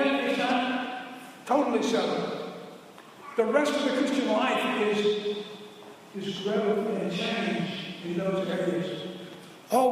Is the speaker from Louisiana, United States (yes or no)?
yes; New Orleans, Louisiana, United States; also born or lived in St. Tammany Parish, Louisiana; I grew up in Orleans Parish, in New Orleans, and on the North Shore